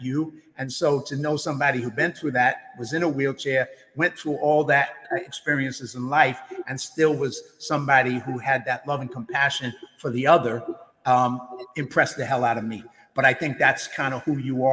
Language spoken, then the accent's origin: English; New York, United States; as a New Yorker, as somebody who went through 9/11